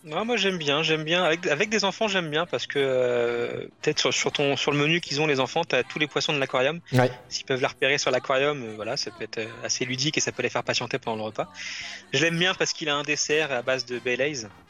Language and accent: French; France; le Rainforest Café qu'on a chez nous à Disneyland Paris